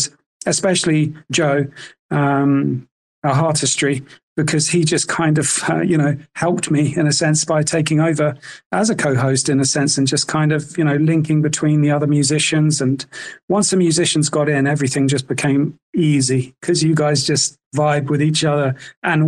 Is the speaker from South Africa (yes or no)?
yes; South Africa; moved away as an adult; also born or lived in United Kingdom; I spent my whole childhood growing up in SA